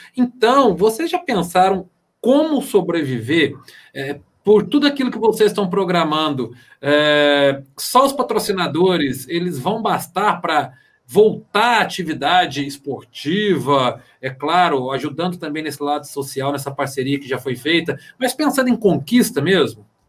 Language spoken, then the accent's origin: Portuguese; Varginha, Minas Gerais, Brazil; Eu sou de Varginha